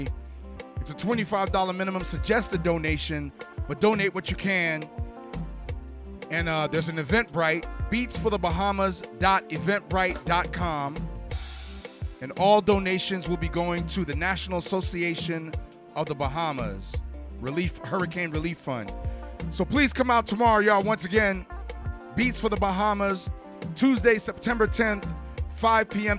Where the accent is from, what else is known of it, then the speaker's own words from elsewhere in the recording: Haiti; I'm from Haiti